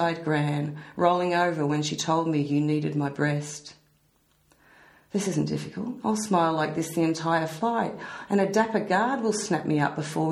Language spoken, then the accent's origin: English; Australia; I'm Australian